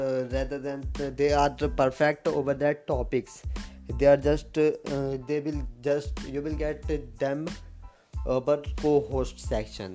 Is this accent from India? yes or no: yes; India; I am from India